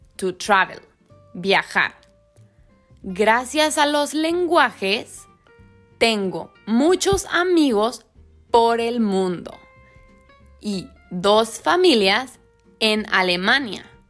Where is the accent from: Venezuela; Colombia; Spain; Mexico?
Mexico; also born or lived in Germany; soy mexicana